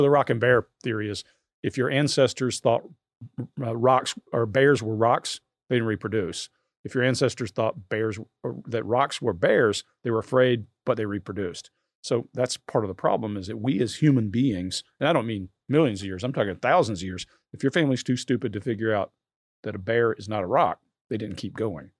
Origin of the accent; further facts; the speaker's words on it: South Georgia, United States; moved away; also born or lived in New Jersey; I grew up poor in South Georgia